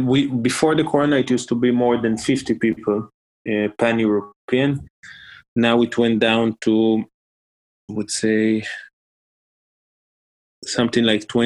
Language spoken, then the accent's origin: English; Israel; English is a second language; maybe I'm biased because I am from Israel, but I'm telling you honestly, I don't see myself in the next year living in Israel